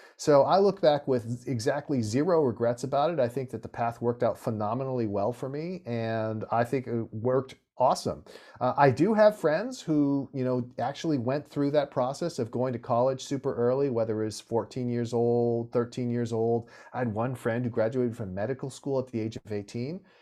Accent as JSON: {"language": "English", "town": "Santa Monica", "region": "California", "country": "United States", "tie": "born or raised there", "said": "I was born and raised in Santa Monica, California"}